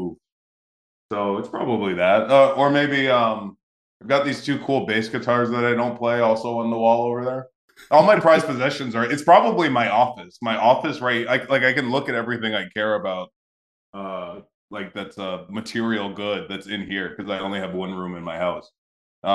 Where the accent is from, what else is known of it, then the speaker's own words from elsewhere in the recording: New England, United States; now in Orlando, United States; I'm from New England